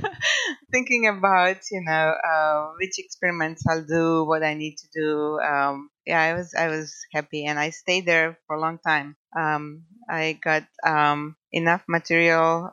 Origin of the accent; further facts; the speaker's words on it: Croatia; English is a second language; moved away as an adult; also born or lived in California; now in Coarsegold, United States; by now you figured out my accent. So I'm originally from Croatia.